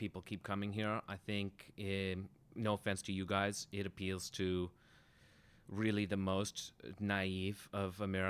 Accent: Los Angeles, California, United States; I'm from the West Side.

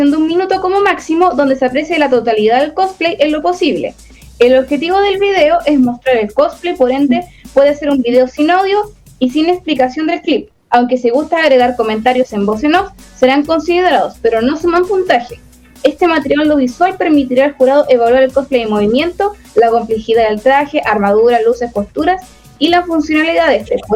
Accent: Concepción, Biobío, Chile; soy de Concepción y soy cosplayer hace como 12 años.

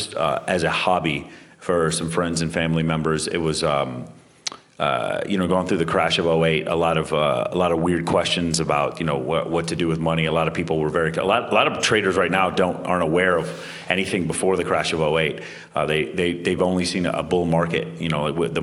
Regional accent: Dallas, Texas, United States; growing up in Dallas

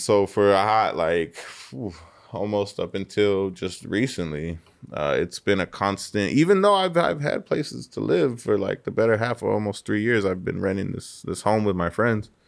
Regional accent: Riverside, California, United States; I grew up in Riverside

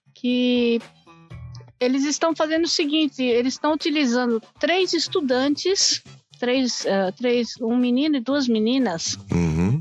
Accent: Brazil; now in Japan; nós que somos brasileiros

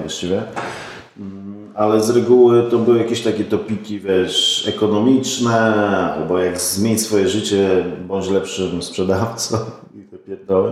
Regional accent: Poznań, Greater Poland, Poland; pochodzę z Poznania.

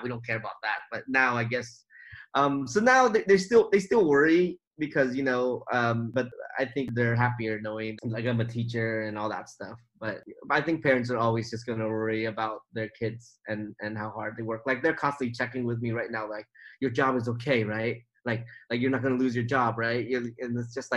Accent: about an hour from Oakland, California, United States; now in Oakland, United States; all my life, I've lived in this place. I knew everybody, and everybody knew me

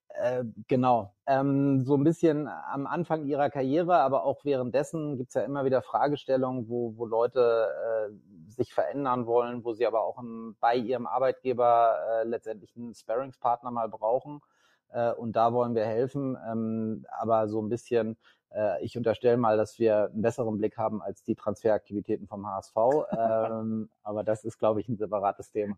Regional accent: Northern Germany, Germany; also born or lived in Leipzig; bin Norddeutscher

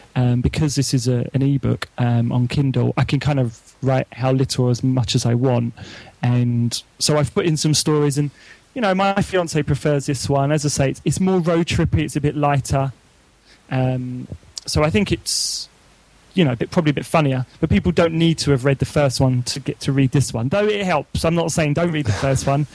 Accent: London, United Kingdom; moved away as an adult; now in Oxford, United Kingdom; although I'm from London and I live in Oxford now

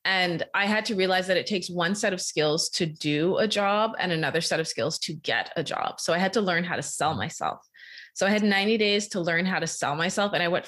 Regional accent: Bahamas; now in Canada; So I was an international student. I'm originally from the Bahamas. So I had to figure it out.

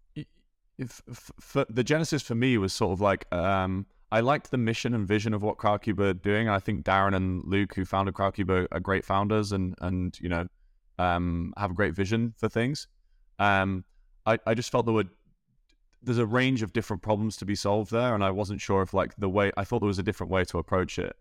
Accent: Scunthorpe, Yorkshire and the Humber, United Kingdom; moved away; also born or lived in Dublin; grew up in England, born in a place called Scunthorpe in the north of England.

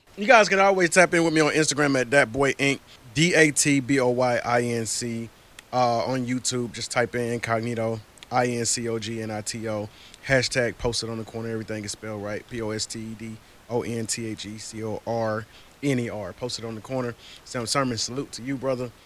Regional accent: Atlanta, Georgia, United States; moved away as an adult; also born or lived in Cleveland, Ohio; now in Atlanta, United States; I'm originally from Georgia. I moved here from Atlanta

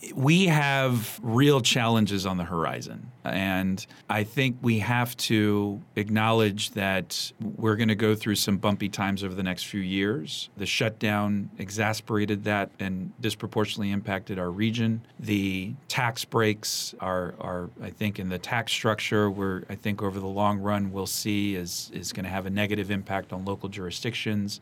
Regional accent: Montgomery County, Maryland, United States; growing up here was such a special place

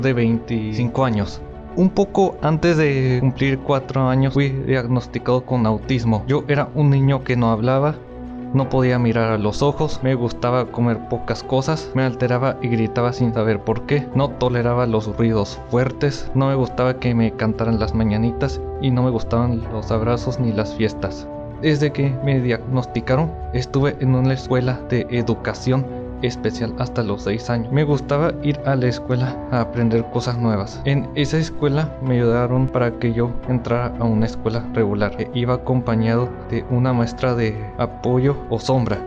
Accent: Tijuana, Baja California, Mexico; Tengo 17 años, nací aquí en Tijuana, vivo con mis papás

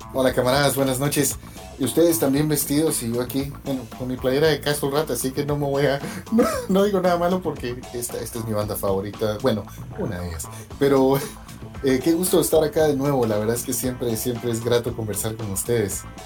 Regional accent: Guatemala; moved away as an adult; now in New York, United States; yo crecí en Guatemala

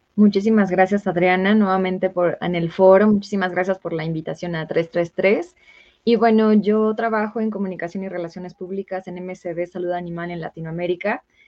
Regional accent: Michoacán, Mexico; yo soy de Michoacán

